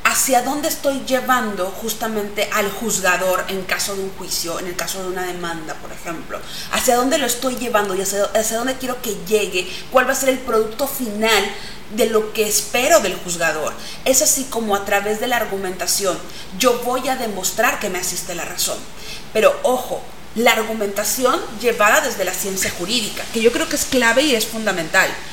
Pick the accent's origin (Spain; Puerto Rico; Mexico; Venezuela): Mexico; ese patrimonio que tenemos dentro de nuestro haber como mexicanos